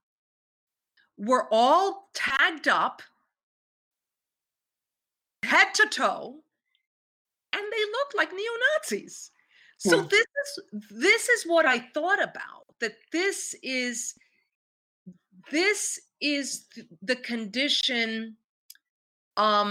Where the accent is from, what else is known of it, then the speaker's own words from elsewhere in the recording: New York, United States; I grew up in New York.